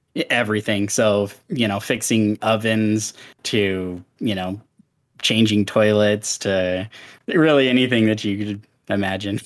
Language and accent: English; Seattle, Washington, United States; moved away; also born or lived in Wyoming; We moved from Washington State to Wyoming